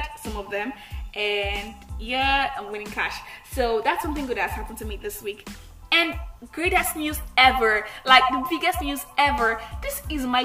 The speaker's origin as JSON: {"language": "English", "country": "Nigeria", "said": "I'm the Nigerian Christian Talkaholic"}